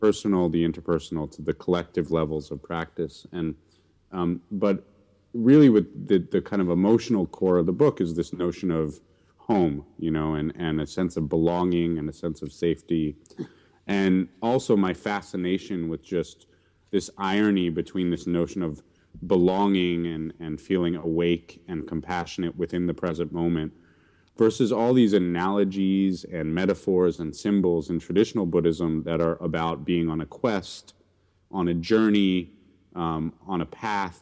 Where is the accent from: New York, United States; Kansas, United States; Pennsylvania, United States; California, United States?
New York, United States; New York City; grew up in, mostly in New York City